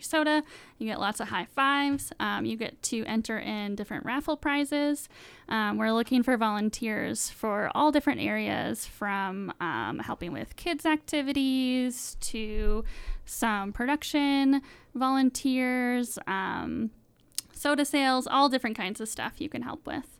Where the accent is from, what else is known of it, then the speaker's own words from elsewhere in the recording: Wisconsin, United States; now in Salt Lake City, United States; I'm originally from Wisconsin, not Utah